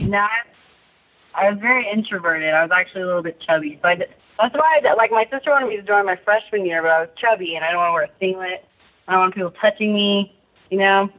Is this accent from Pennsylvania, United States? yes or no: no; San Diego County, California, United States; I grew up in San Diego County